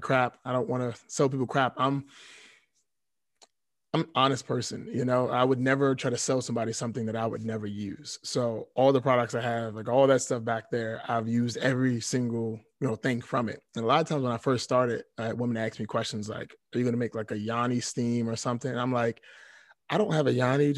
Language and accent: English; Washington, District of Columbia, United States; I was born and raised in D.C., Southeast D.C.